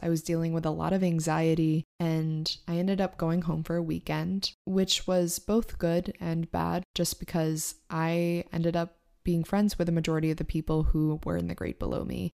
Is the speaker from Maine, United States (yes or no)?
yes; Maine, United States; moved away as an adult; also born or lived in New York / Boston; I grew up in Maine